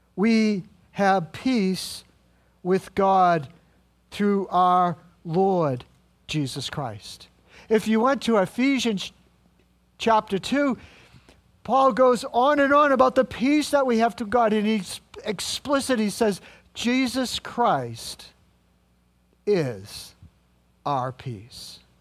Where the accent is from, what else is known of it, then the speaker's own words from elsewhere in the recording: New England, United States; I'm just from New England